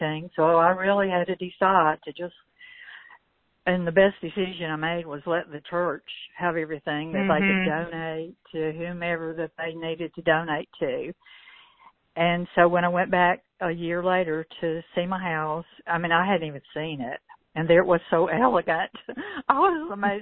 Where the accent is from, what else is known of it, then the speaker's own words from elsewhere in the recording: the South, United States; also born or lived in Gadsden; now in Alabama, United States; I'm from the South.